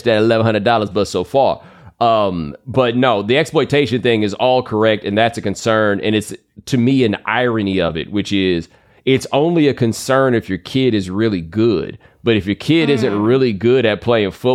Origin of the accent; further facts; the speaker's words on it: Texas, United States; I grew up in Texas